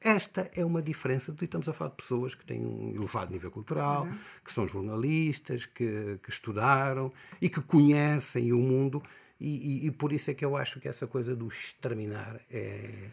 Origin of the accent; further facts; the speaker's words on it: Angola; now in Portugal; sempre me assumi como angolano